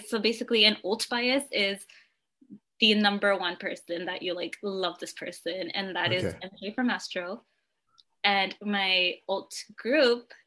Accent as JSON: {"language": "English", "region": "California", "country": "United States", "said": "I'm from California"}